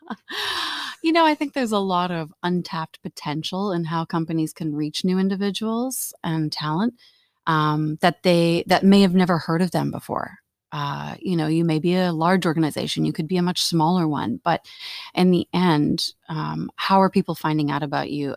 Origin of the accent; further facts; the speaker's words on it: Canada; moved away as an adult; now in Netherlands; I'm actually here from Canada. I've been here for a couple of years